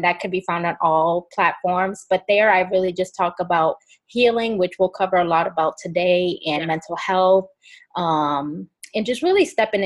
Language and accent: English; Boston, Massachusetts, United States; moved away as an adult; now in Charlotte, United States; I'm originally from Boston and I moved to Charlotte, North Carolina about 3 years ago now with my boyfriend